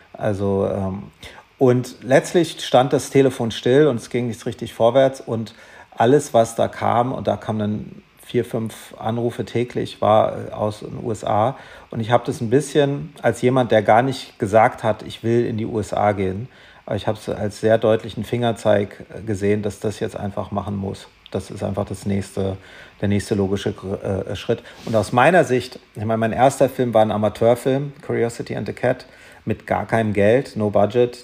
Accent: Germany; also born or lived in Darmstadt; ich war ein bisschen der Exot als Deutscher

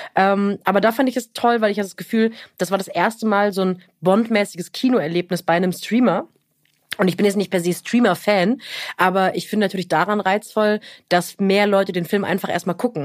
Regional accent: near Europa-Park Rust, Baden-Württemberg, Germany; ich bin in der Nähe vom Europapark Ruß groß geworden

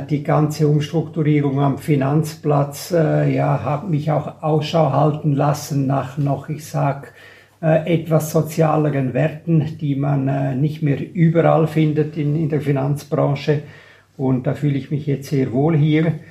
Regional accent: Graubünden, Switzerland; also born or lived in Geneva; Ich bin in der Schweiz aufgewachsen, geboren übrigens auch in Genf.

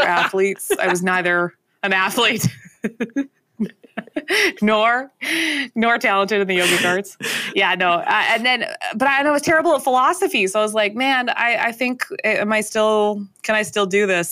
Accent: Canada; as a Canadian

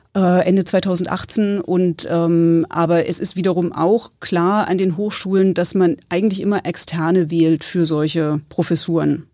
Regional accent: Berlin, Germany; moved away as an adult; now in Greifswald, Germany; ich komme ursprünglich hier aus Berlin

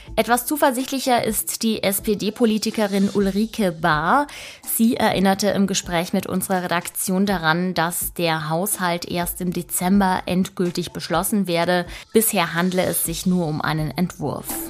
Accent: Italy; now in Germany; Ich komme ja selbst aus Italien

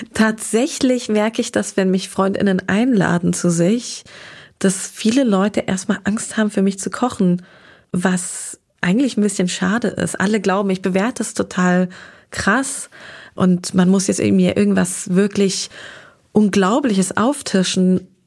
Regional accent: Darmstadt, Hesse, Germany; also born or lived in Groß-Gerau; now in Berlin, Germany; Aber aus Südhessen komme ich, bin im schönen Darmstadt aufgewachsen. Das ist meine Heimatstadt.

